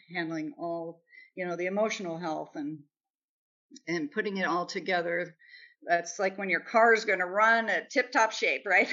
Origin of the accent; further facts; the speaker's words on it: Nebraska, United States; moved away; also born or lived in Kansas City, Missouri; I'm from Nebraska